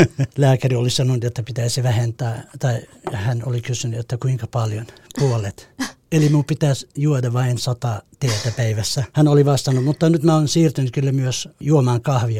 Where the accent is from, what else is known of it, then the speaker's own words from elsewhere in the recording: Eastern Kurdistan, Iran; Finnish is a second language; moved away as an adult; also born or lived in Helsinki, Finland / Jyväskylä, Finland; now in Vantaa, Finland; Mä tulin Suomeen kiintiöpakolaisena Turkin kautta Kurdistanista, Itä-Kurdistanista